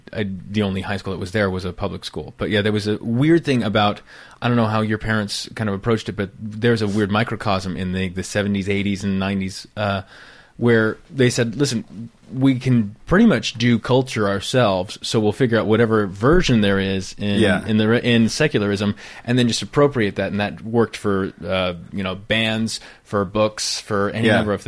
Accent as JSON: {"language": "English", "region": "California", "country": "United States", "said": "I was a Rube from Northern California. Yeah. I mean, I had one stoplight in my town."}